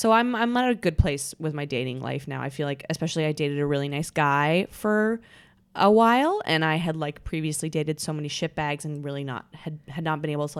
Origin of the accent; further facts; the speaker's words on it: Vancouver, British Columbia, Canada; moved away as an adult; now in New York, United States; I'm from Canada. I moved here for college.